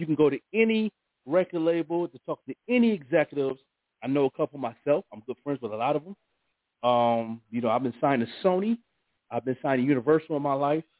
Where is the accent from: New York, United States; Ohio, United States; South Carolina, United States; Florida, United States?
New York, United States; Buffalo; artists in Buffalo in my hometown